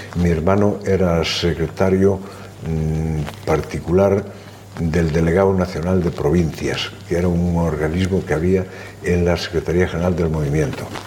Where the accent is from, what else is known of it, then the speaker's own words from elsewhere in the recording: Pol, Galicia, Spain; now in Madrid, Spain; Mis primeros tiempos en esta vida son de un niño de aldea, de hijo de padres agricultores